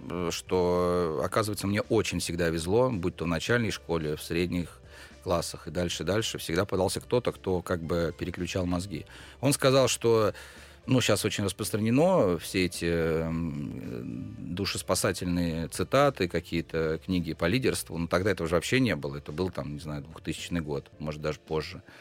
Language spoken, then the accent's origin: Russian; Pskov, Pskov Oblast, Russia; Я из Пскова, я там родился, я учился в школе, поступил в ВУЗ.